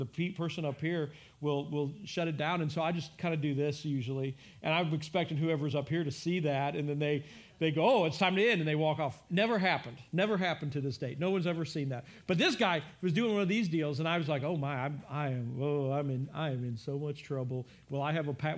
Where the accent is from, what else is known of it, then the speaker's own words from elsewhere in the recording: United States; We, as as American church, as the American church